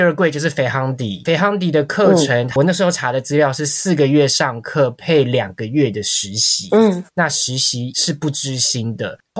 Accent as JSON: {"language": "Chinese", "region": "Taipei", "country": "Taiwan", "said": "然后因为我是台北人，我就觉得那我花一百多万再来住另外一个都市，不如去南法体验看看法国的乡村生活。"}